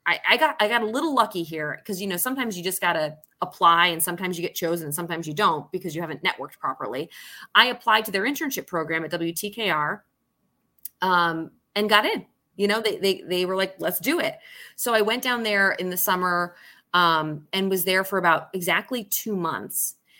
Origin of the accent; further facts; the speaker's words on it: Syracuse, New York, United States; also born or lived in Solvay, New York / London / Maine; was born in Syracuse, New York